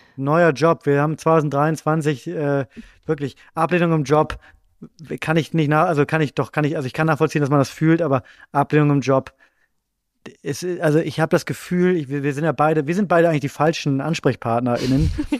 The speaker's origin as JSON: {"language": "German", "region": "Bremen", "country": "Germany", "moved": "yes", "lives_now": "Berlin, Germany", "said": "ich ähm, wohne in Berlin, aber ich komme nicht aus Berlin, sondern ich komme aus Bremen ursprünglich"}